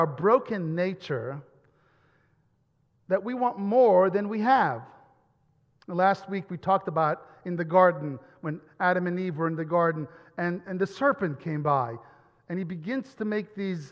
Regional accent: Italy; moved away; Growing up in Italy

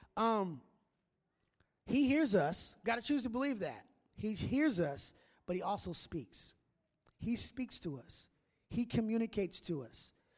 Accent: Minneapolis, Minnesota, United States; moved away; I grew up in Minneapolis

